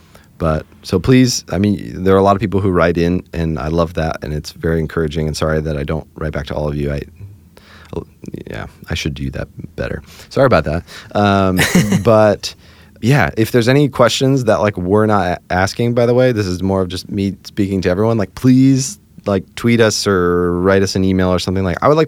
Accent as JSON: {"language": "English", "town": "Hershey", "region": "Pennsylvania", "country": "United States", "tie": "born or raised there", "lives_now": "Nashville, United States", "said": "Especially since we moved away, we grew up in Hershey, Pennsylvania. Now we live here in Nashville."}